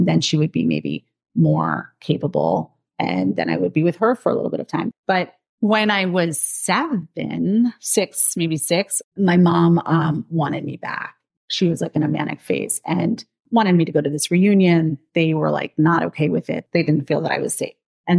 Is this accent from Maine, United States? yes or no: yes; Maine, United States; born there; I'm 44 now, so I was born in 1979, and I was born in Maine to a mentally ill homeless woman.